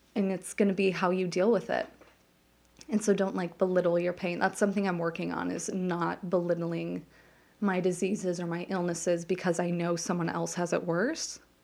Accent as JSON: {"language": "English", "town": "Las Vegas", "region": "Nevada", "country": "United States", "tie": "born or raised there", "moved": "as an adult", "lives_now": "New Jersey, United States", "said": "I grew up in Las Vegas."}